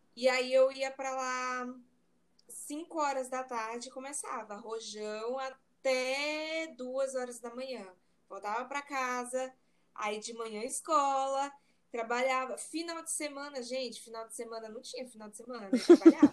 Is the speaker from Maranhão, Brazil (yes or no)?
yes; Maranhão, Brazil; also born or lived in Ireland; Eu sou maranhense